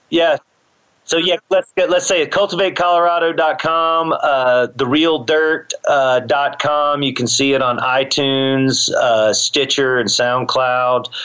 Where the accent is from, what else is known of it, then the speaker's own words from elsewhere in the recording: the South, United States; you know, because I'm from the South, I'm not going to learn to play that.